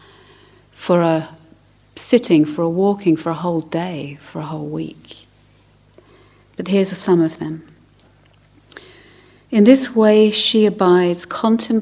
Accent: London, United Kingdom; I grew up in South London

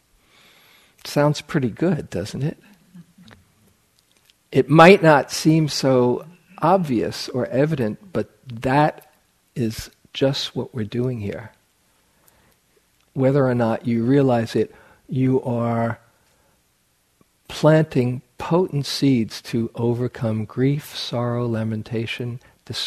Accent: New York, United States; I grew up in New York where people often live in superlatives

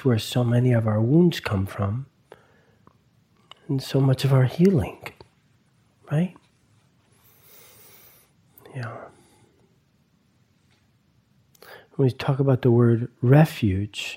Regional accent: East Coast, United States; moved away; growing up on the East Coast around a lot of Italians and a lot of Catholicism

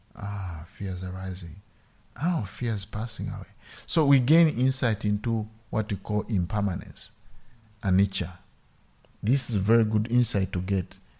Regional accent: Uganda; moved away; I grew up in Uganda

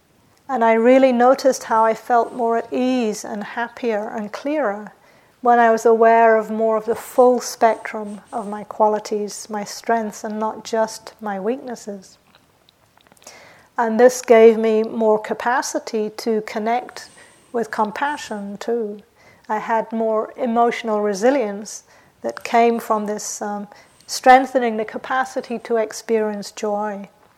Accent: England, United Kingdom; also born or lived in New Zealand; So I grew up in England and New Zealand, and in those countries there's this idea that you shouldn't blow your own trumpet.

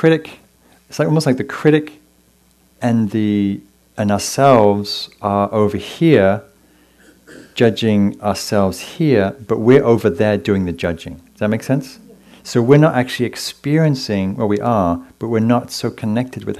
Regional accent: England, United Kingdom; moved away as an adult; now in California, United States; growing up in England

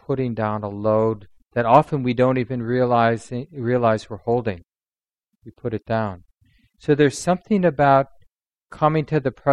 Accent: Minneapolis, Minnesota, United States; one of the kids I grew up with in North Minneapolis

